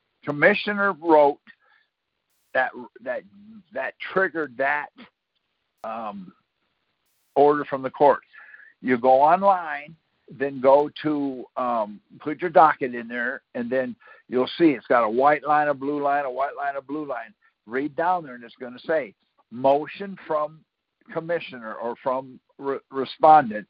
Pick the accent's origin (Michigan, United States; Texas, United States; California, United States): Michigan, United States; moved away as an adult; I'm from Michigan myself.